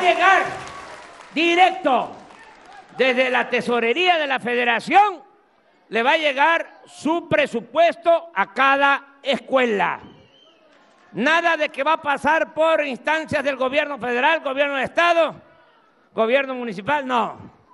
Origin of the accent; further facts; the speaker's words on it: Tabasco, Mexico; accent: Tabasco speech (drops/adds s); moved away; also born or lived in Mexico City; allá en México a veces se burlan cómo hablo, que me como las heces, que las digo de más. Me da mucho orgullo el habla de mi pueblo.